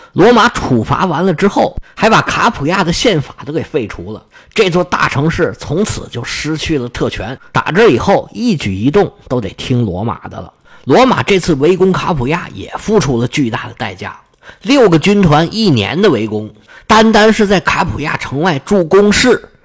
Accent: China; 是我们中国人翻译成位城

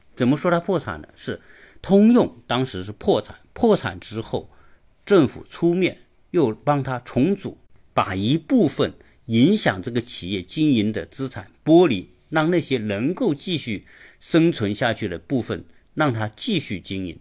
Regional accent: China; 我们中国人都是非常熟悉的

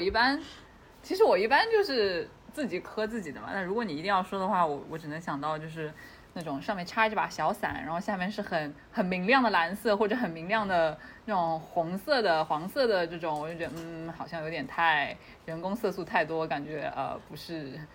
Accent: China; 我说，哦，中国来的

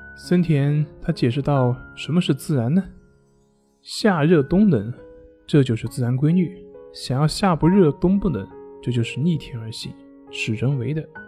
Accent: China; 也就是我们中国人加工的

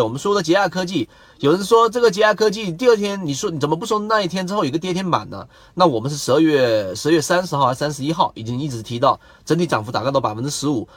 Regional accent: China; 我们中国人

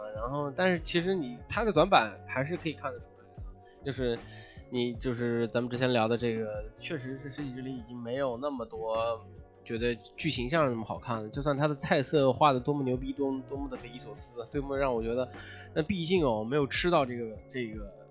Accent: China; 我们中国人

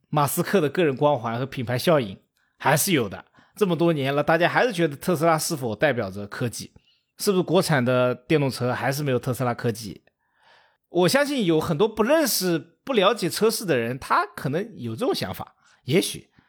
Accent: China; 我们中国人

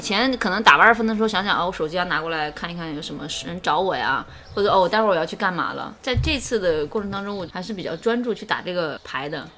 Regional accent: Hunan, China; 我们是作为湖南人

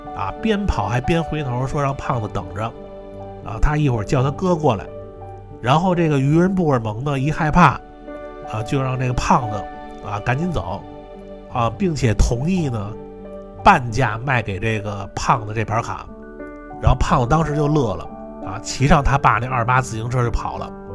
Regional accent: Niujie, Beijing, China; 我们小时候经常去的一个包机房啊，呃，是在这个牛街里边儿

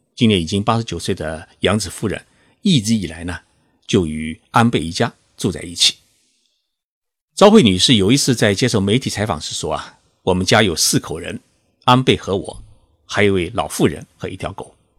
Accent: China; now in Tokyo, Japan; 我们中国人

